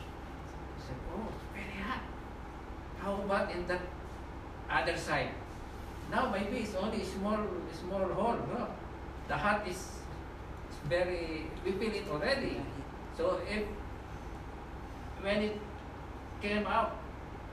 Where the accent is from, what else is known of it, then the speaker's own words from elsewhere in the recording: Philippines; moved away as an adult; also born or lived in Middle East; When I went in Middle East, I came from Philippines